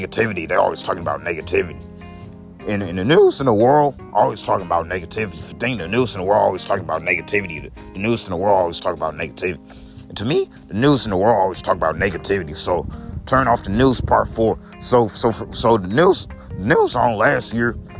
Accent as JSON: {"language": "English", "country": "United States", "said": "I'm American"}